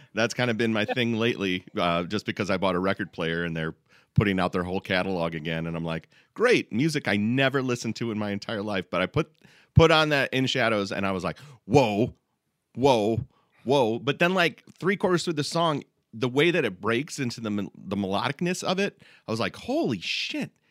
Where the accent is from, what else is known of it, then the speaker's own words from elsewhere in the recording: Midwest, United States; we're all from the Midwest